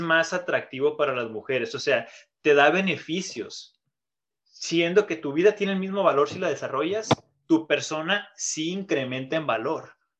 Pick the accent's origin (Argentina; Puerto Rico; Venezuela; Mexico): Mexico; moved away; por ser mexicano